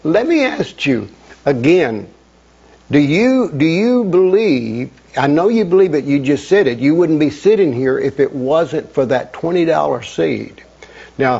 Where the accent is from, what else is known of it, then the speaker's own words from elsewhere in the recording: Chattanooga, Tennessee, United States; I'm from Chattanooga